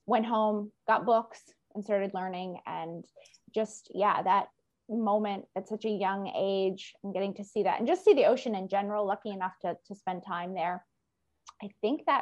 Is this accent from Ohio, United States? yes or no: no; Maine, United States; I grew up in Maine in the US